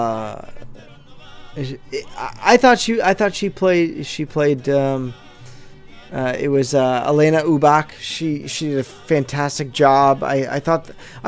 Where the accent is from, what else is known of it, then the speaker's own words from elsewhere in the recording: Southern California, United States; growing up in Southern California